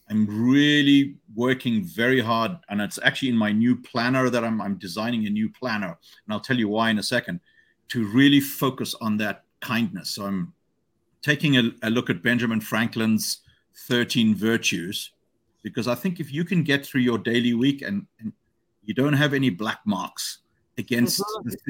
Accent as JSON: {"language": "English", "country": "Hong Kong", "tie": "born or raised there", "said": "As I have a good friend of mine that I grew up with in Hong Kong"}